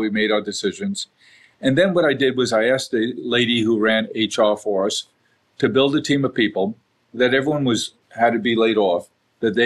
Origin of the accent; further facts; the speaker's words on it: New York City, New York, United States; We grew up in South Queens, not a vibrant neighborhood, blue collar neighborhood, good people